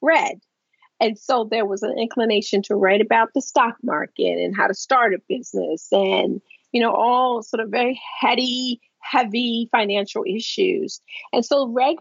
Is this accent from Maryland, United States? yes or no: yes; Baltimore, Maryland, United States; moved away as an adult; now in Washington, United States; I worked for a paper in Baltimore, the Baltimore Evening Sun, my hometown paper